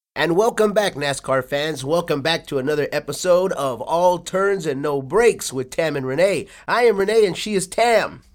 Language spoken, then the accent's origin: English; Texas, United States; I'm from Texas